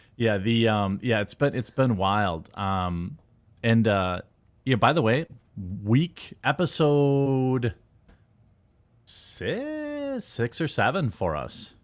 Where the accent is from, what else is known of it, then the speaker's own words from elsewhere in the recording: United States; I'm American